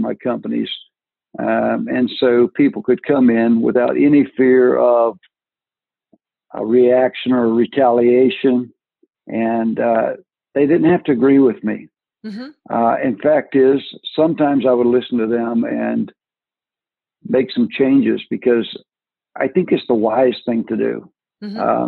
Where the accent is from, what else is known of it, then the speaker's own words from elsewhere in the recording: Franklin, Tennessee, United States; accent: Southern; I'm in Franklin, Tennessee. I'm just south of Nashville, about 20 miles